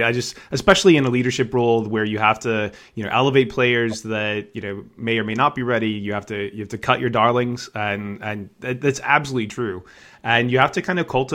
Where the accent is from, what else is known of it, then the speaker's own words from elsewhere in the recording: United States; I'm American